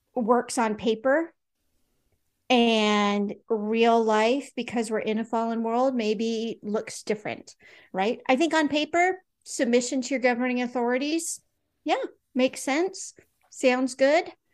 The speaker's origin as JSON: {"language": "English", "country": "United States", "said": "we have this interesting kind of history as American Christians"}